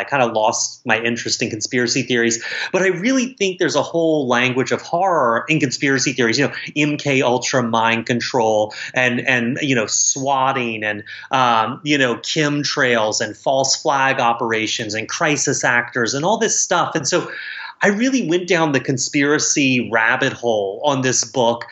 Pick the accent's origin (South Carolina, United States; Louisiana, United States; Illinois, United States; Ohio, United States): South Carolina, United States; moved away; my hometown where it's set in South Carolina